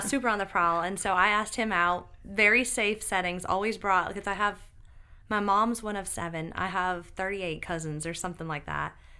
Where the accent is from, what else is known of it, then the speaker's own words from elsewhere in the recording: Binghamton, New York, United States; moved away as an adult; now in Greenville, United States; I grew up in Binghamton, New York, which is upstate